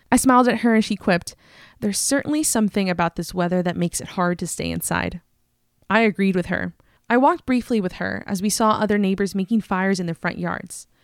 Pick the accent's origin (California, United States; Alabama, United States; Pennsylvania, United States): California, United States; in my home state of California